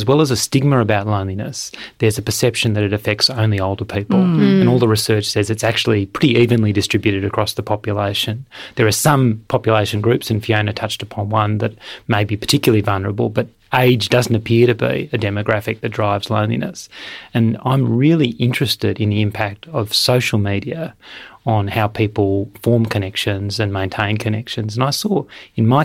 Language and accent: English; Melbourne, Victoria, Australia; Melbourne, my hometown